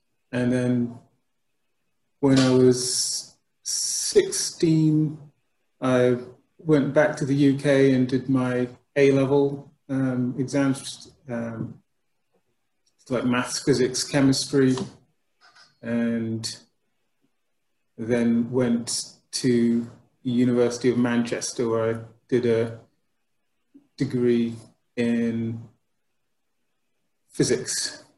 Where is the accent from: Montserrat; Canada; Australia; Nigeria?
Montserrat; also born or lived in United Kingdom; I was born in the United Kingdom, but I came to Montserrat when I was about 7 years old.